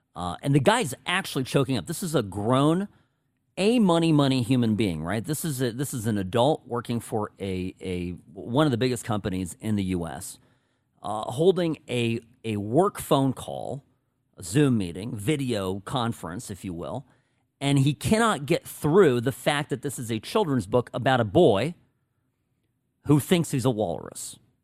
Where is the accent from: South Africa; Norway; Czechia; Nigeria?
Czechia; first language Czech; English is a second language; moved away; my native language check